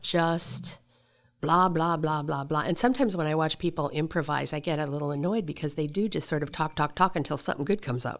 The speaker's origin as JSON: {"language": "English", "town": "Seattle", "region": "Washington", "country": "United States", "tie": "born or raised there", "also_born_or_lived": "Deadwood, South Dakota / Tokyo / San Francisco", "said": "I was raised in Seattle"}